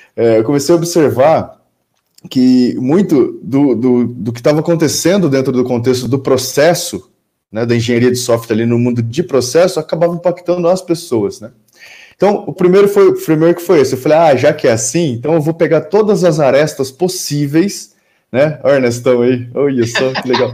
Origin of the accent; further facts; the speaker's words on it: Campinas, São Paulo, Brazil; sou aqui de Campinas, interior de São Paulo